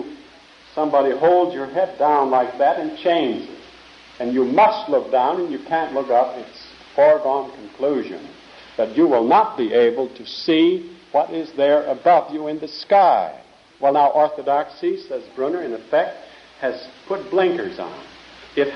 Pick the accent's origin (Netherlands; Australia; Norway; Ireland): Netherlands; moved away; I was born in Holland, wore wooden shoes there.